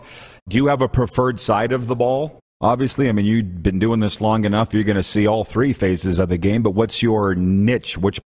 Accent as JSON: {"language": "English", "town": "Milestone", "region": "Saskatchewan", "country": "Canada", "tie": "born or raised there", "moved": "yes", "lives_now": "Calgary, Canada", "said": "Well, hey, that's like my hometown, 640 people, Milestone, Saskatchewan."}